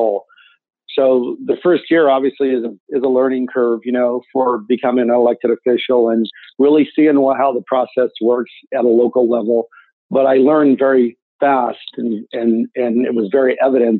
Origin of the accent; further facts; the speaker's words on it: Los Banos, California, United States; now in Gustine, United States; I'm born and raised in Los Banos, California.